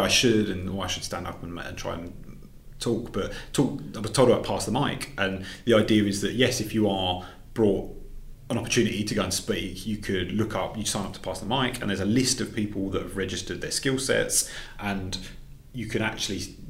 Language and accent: English; England, United Kingdom; now in Glasgow, United Kingdom; being an English guy up here